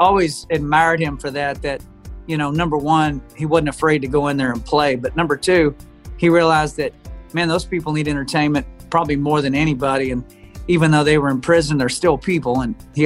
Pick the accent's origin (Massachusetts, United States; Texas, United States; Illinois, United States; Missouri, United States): Texas, United States; Amarillo; I come from Amarillo, Texas. That's my hometown.